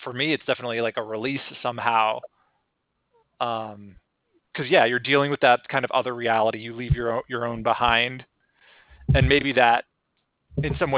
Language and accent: English; Denver, Colorado, United States; I'm from Denver